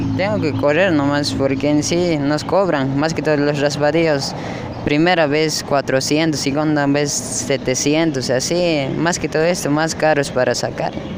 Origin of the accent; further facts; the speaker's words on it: Cochabamba, Bolivia; also born or lived in Chapare, Cochabamba; now in Santa Cruz de la Sierra, Bolivia; yo vengo de Cochabamba